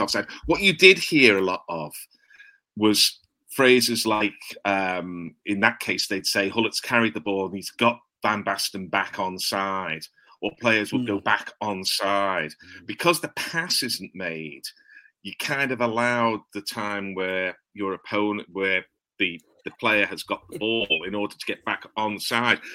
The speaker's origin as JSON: {"language": "English", "region": "England", "country": "United Kingdom", "said": "two English blokes"}